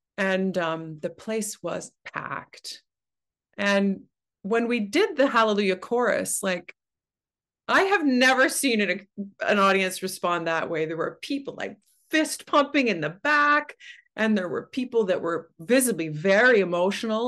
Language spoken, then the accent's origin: English; Oshawa, Ontario, Canada; also born or lived in Waterloo; now in Toronto, Canada; I grew up in Oshawa